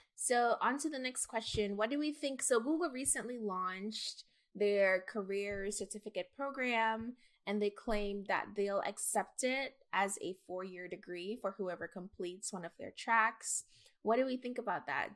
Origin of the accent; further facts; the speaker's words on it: Jamaica; now in United States; as a Jamaican immigrant